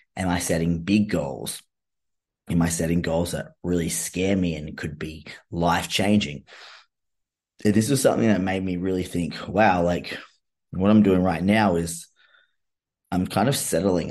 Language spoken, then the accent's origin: English; Australia; being Australian